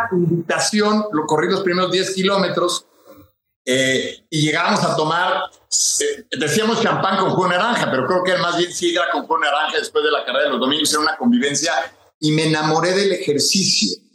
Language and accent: Spanish; Monterrey, Nuevo León, Mexico; also born or lived in Mexico City; Yo me hice, me creé, estudié en Monterrey.